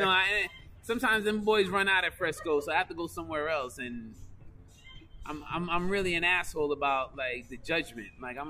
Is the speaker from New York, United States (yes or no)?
yes; Queens, New York, United States; That's look, I'm from Queens. We don't do that shit. No. Like, ain't no Queens motherfucker gonna ask you to walk to Brooklyn.